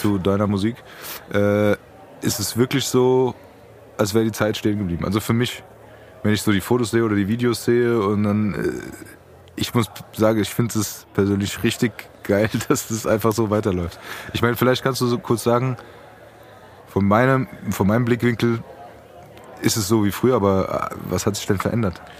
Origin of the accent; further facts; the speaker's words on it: Frankfurt, Hesse, Germany; wir sind ja Frankfurter